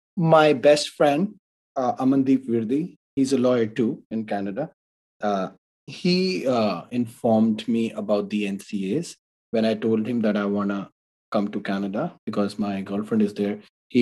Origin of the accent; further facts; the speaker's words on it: Delhi, India; English is a second language; moved away as an adult; I can write those exams in my home country as well, in Delhi.